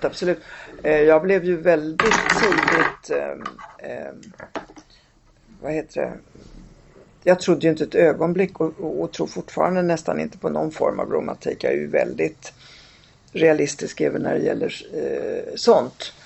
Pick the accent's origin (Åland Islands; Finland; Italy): Italy; Rome, Lazio; now in Sweden; jag är själv född i Rom